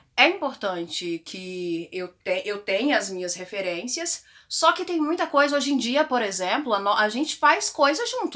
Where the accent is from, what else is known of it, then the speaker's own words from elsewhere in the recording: Posse, Goiás, Brazil; eu era adolescente na igreja evangélica na cidade de interior, que foi onde eu nasci, em Posse, oh, Goiás